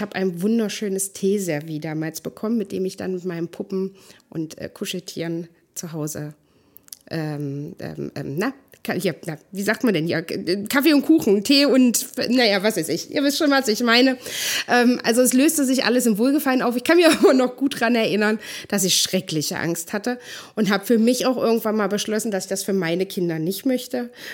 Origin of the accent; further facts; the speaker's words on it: East Germany, Germany; Ich bin ja ähm, in der DDR geboren.